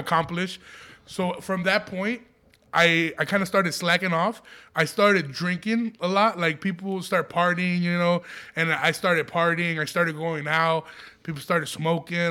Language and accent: English; Aurora, Illinois, United States; I grew up in Aurora, Illinois